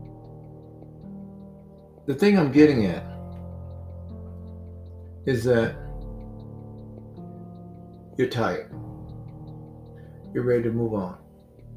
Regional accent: Mississippi, United States; I used to see this growing up in Mississippi.

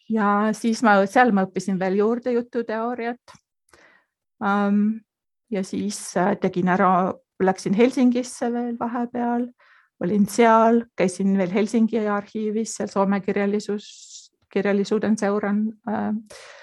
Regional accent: South Estonia, Estonia; moved away as an adult; also born or lived in Põlva / Finland / Munich, Germany; now in Austria; ma kasvasin üles sellisest ähm, kohas, kus äh, põhimõtteliselt oli ainult kaks maja

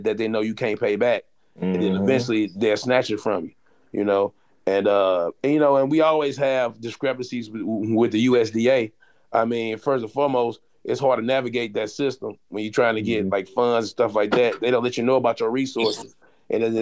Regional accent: St. Louis, Missouri, United States; I grew up in St. Louis

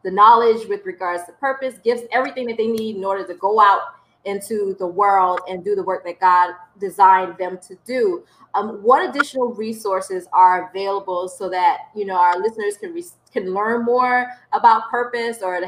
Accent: South Carolina, United States; I'm from the South, you know, from South Carolina

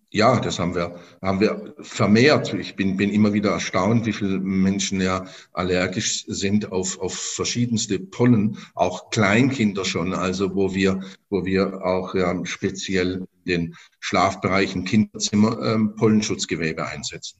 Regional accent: Stuttgart, Baden-Württemberg, Germany; moved away as an adult; now in Zweibrücken, Germany; ich komme gebürtig aus Stuttgart, bin auch dort geboren

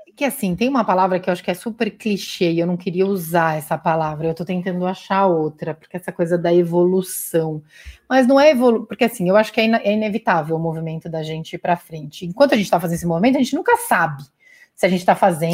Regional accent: Guarulhos, São Paulo, Brazil; moved away as an adult; also born or lived in Auroville, India; sou da ZL, tamo junto, Guarulhense, nasci em Guarulhos, mano, tamo junto, sou ZL

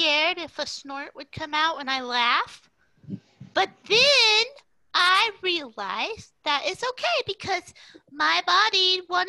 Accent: Indiana, United States; now in Florida, United States; I grew up in Indiana

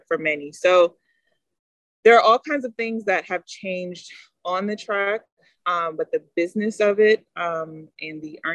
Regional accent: United States; also born or lived in Texas; an American athlete

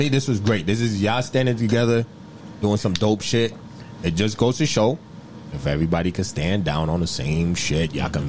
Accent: United States; My family, you know, we're from Africa. But I was kind of the first person in my family, the entire family that was born here.

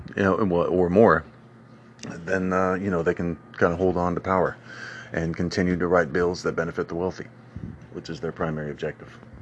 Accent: United States; My hometown of Old Carbert's

